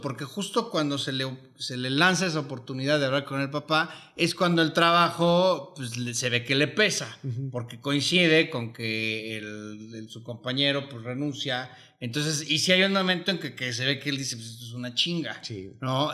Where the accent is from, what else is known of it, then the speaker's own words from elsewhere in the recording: Mexico; yo soy mexicano